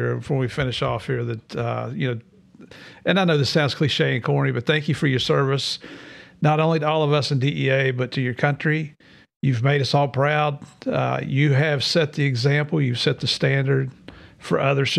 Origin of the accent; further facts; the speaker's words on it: Southeast, United States; I'm from the Southeast, so Minnesota, North Dakota